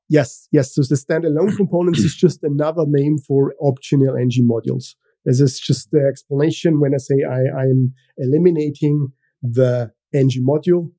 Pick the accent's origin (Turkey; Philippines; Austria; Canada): Austria; first language German; English is a second language; I am from Austria. So, this means my native language is German